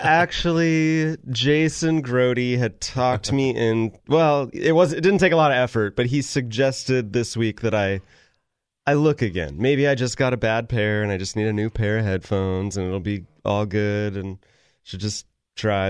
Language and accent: English; Sacramento, California, United States; I grew up in Sacramento